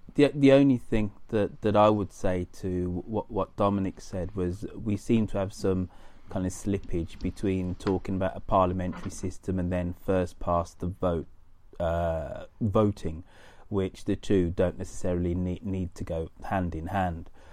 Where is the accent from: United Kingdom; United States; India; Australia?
United Kingdom; as a Brit